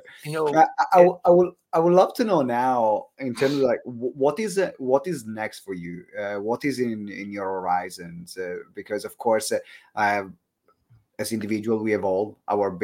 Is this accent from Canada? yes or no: no; Italy; accent: Italian; That's my Italian accent